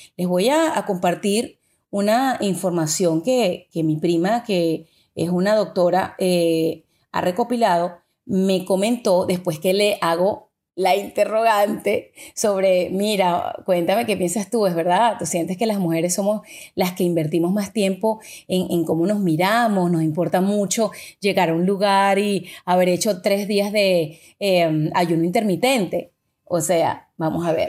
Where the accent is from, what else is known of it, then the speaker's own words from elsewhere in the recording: Venezuela; yo que soy de Venezuela